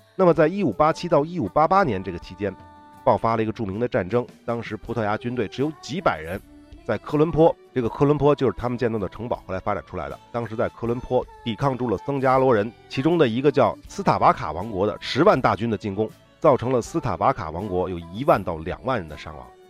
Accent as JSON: {"language": "Chinese", "country": "China", "said": "我们中国人"}